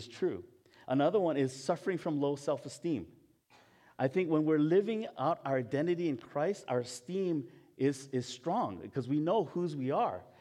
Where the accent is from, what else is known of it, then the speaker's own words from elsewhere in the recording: Hawaii, United States; moved away; I'm Japanese, but I was born in Hawaii.